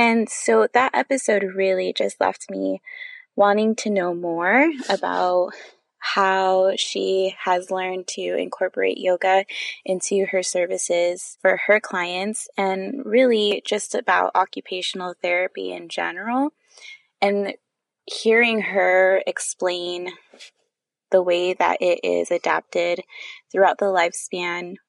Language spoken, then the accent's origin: English; California, United States; now in Maryland, United States; I'm originally from California